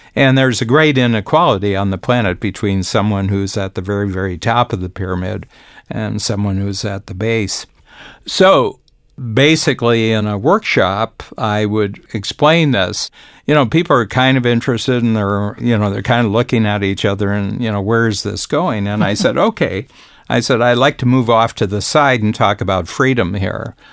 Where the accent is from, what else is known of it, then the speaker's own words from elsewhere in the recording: United States; moved away; being an American, born American, but having spent roughly about two-thirds of my life outside the United States.